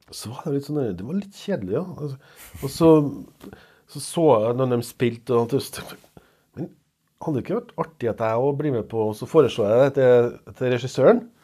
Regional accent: Serbia; Norwegian is a second language; moved away as an adult; now in Trondheim, Norway; jeg kom fra Serbia

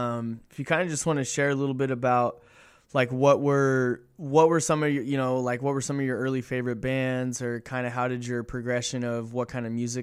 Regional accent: Inland Empire, California, United States; I grew up in the Inland Empire, So I'm in Corona in the Inland Empire.

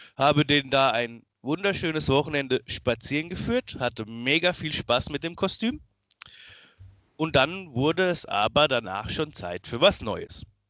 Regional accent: Miltenberg, Bavaria, Germany; ich bin 31 jetzt mittlerweile, komme aus Miltenberg, ist in der Nähe von Aschaffenburg

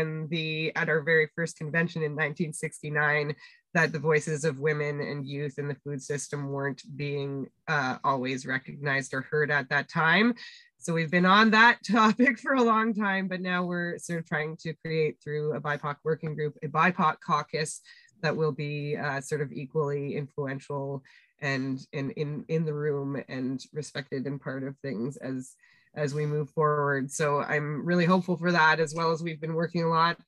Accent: Winnipeg, Manitoba, Canada; moved away; we were growing up in Winnipeg

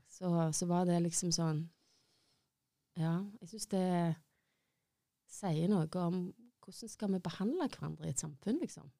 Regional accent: Stavanger, Rogaland, Norway; har bodd i Stavanger hele livet mitt

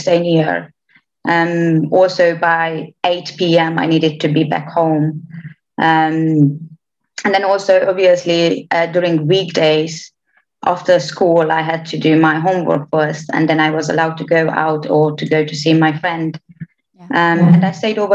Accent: Romania; English is a second language; moved away as an adult; also born or lived in Oradea; now in United Kingdom; half Romanian, but born and raised in Romania

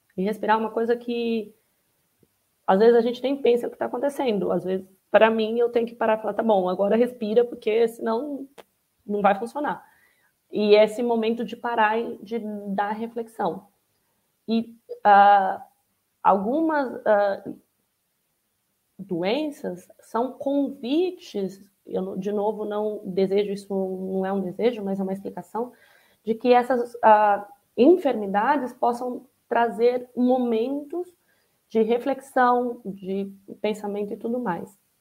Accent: Araçatuba, São Paulo, Brazil; quando eu estou na minha cidade natal, em Aracatuba, que em geral faz 35, 40 graus no interior de São Paulo

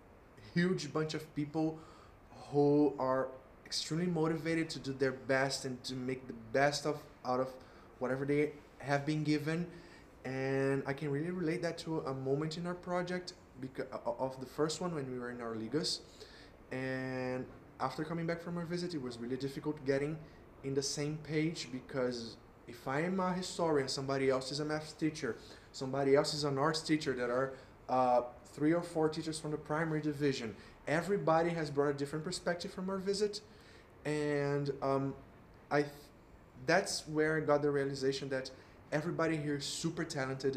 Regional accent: Rio de Janeiro, Brazil; now in Sao Paulo, Brazil; I am originally from Rio

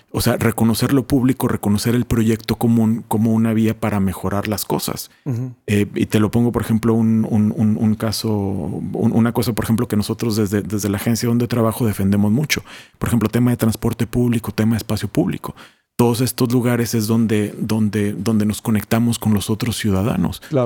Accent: Mexico; moved away as an adult; also born or lived in Italy / Nairobi, Kenya / Madrid, Spain; como mexicanos

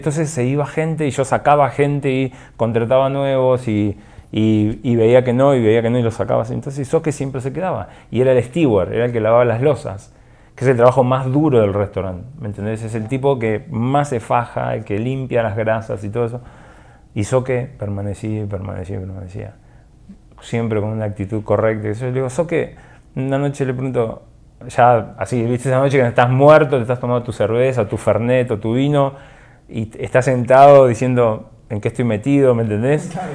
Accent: Argentina; now in Guatemala; yo soy de Argentina

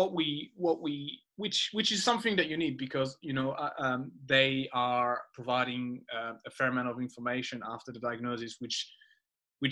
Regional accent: France; moved away as an adult; I grew up in France and I did my first half of life in France. I went to school in France

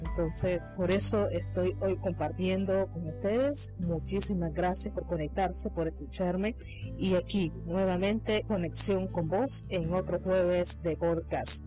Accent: Nicaragua; en mi patria, en mi país

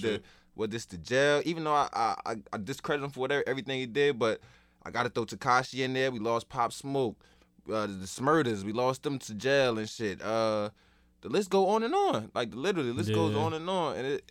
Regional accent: New York, United States; I ain't going to say we, like, I'm from New York, but I felt like New York was bringing East Coast

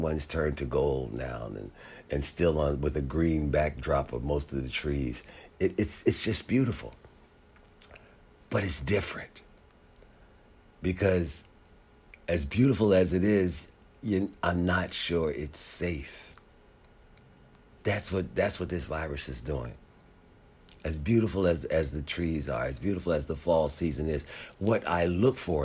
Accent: Philadelphia, Pennsylvania, United States; also born or lived in San Diego, California; now in Washington, D.C., United States; Growing up in Philadelphia

